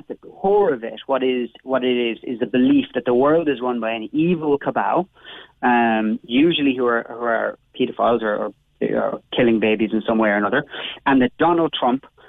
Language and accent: English; Cobh, Munster, Ireland; of course I'm from Cove